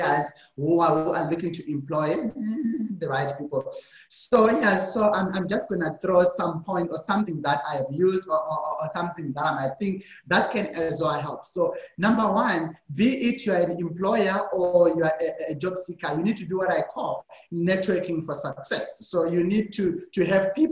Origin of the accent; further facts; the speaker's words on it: Zimbabwe; now in South Africa; So originally, I'm from Zimbabwe, but right now I'm staying in South Africa